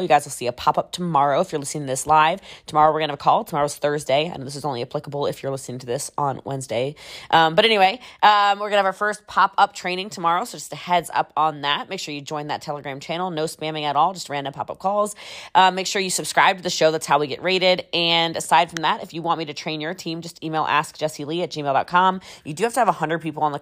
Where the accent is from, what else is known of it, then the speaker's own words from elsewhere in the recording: Maryland, United States; moved away; I'm actually originally from Maryland, so I have a bit of that East Coast aggression